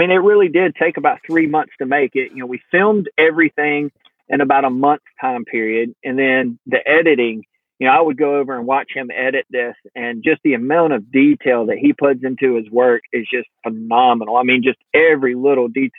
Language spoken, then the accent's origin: English; the South, Georgia, United States; we're from the South, we're in Georgia, and that's just kind of the way we're raised